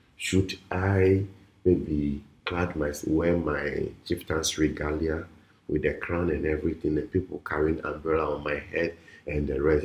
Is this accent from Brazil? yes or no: no; Volta, Ghana; I'm from the Volta region